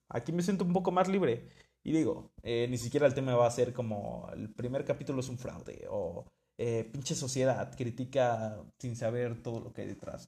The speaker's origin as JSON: {"language": "Spanish", "country": "Mexico", "said": "vengo de México"}